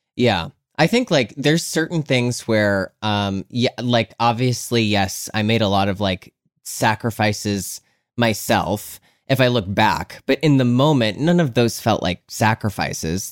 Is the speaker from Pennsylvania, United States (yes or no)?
yes; Scranton, Pennsylvania, United States; moved away; also born or lived in Philadelphia; I'm from Scranton, Pennsylvania